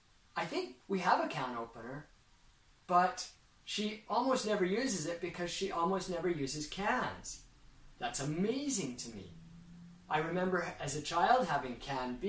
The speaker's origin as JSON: {"language": "English", "country": "Canada", "tie": "born or raised there", "moved": "as an adult", "lives_now": "Japan", "said": "We ate a lot of canned food when I was growing up in Canada"}